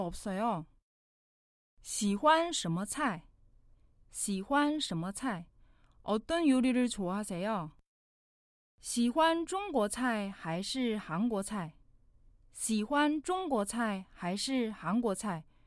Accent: China; Korean is a second language; now in Seoul, South Korea; 저는 나는 중국 사람이에요.

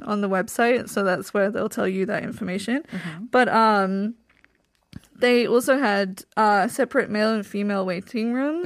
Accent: England, United Kingdom; moved away as an adult; also born or lived in Iksan, South Korea; now in Seoul, South Korea; I'm from England

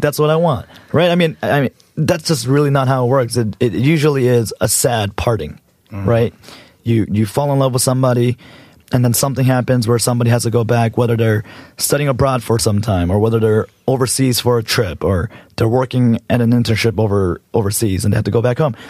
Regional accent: United States; also born or lived in Los Angeles; I am a Korean American born and raised in America.

